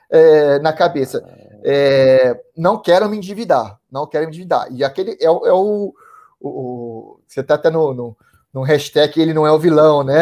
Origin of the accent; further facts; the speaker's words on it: Ribeirão Preto, São Paulo, Brazil; eu tenho 36 anos, sou de Ribeirão Preto, interior de São Paulo, 300 quilômetros mais ou menos de São Paulo.